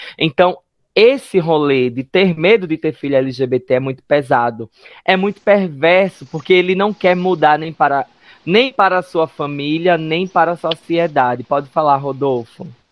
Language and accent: Portuguese; Northeast Region, Brazil; enquanto LGBTs, enquanto nordestinos